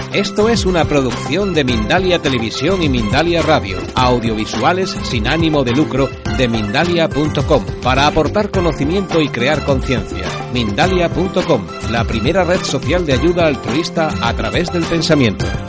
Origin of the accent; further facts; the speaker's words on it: Eastern Andalusia, Spain; mi tierra, que es Andalucía, Andalucía Oriental